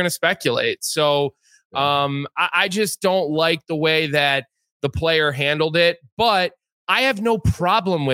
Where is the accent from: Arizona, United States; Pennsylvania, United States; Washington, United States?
Pennsylvania, United States; Philadelphia; I'm from Philadelphia. I grew up a Philadelphia Flyers fan